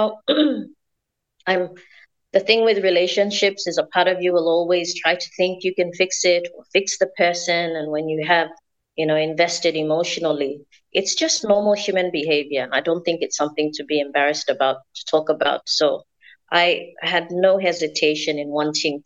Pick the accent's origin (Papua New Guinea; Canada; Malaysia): Papua New Guinea; Central Province; I'm from Central Province here in Papua New Guinea.